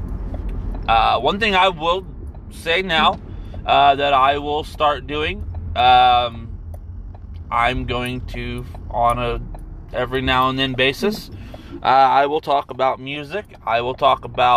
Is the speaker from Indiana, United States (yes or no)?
yes; Anderson, Indiana, United States; now in Indianapolis, United States; I was born in Anderson, Indiana, 1988